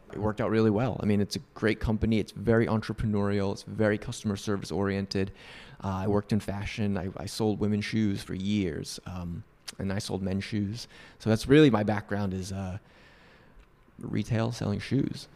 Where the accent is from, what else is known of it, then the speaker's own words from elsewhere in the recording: Northeast, United States; moved away; I grew up in the Northeast